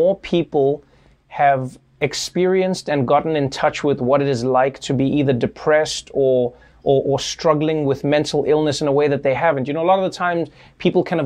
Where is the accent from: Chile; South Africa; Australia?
South Africa; I grew up in South Africa